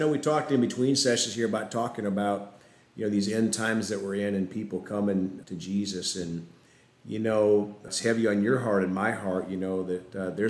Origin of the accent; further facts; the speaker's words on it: South Dakota, United States; I grew up in South Dakota, so I'm used to snow and cold.